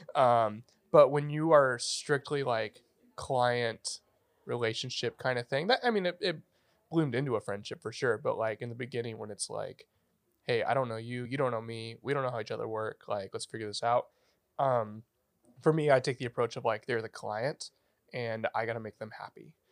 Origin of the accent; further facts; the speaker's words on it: Redding, California, United States; now in Sacramento, United States; I grew up in Redding, California